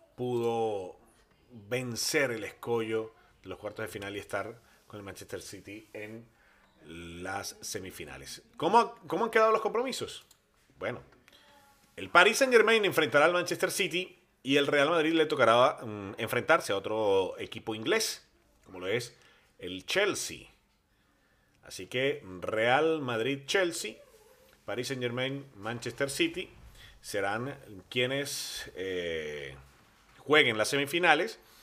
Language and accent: Spanish; Venezuela; now in Bilbao, Spain